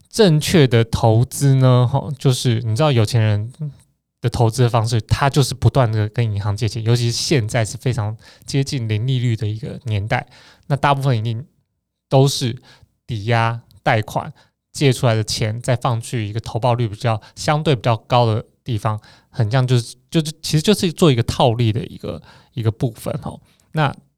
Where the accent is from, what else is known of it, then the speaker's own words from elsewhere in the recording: Taiwan; 我们台湾人这个小国家